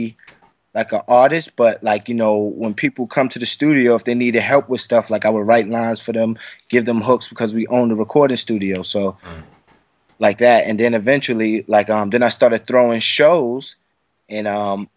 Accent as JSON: {"language": "English", "town": "New York City", "region": "New York", "country": "United States", "tie": "born or raised there", "said": "Brooklyn, New York, Bed-Stuy to be exact"}